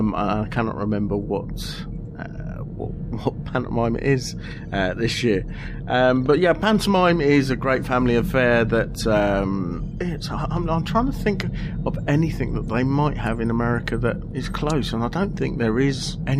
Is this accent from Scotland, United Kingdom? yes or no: no; Aylesbury, South East England, United Kingdom; my hometown of Aylesbury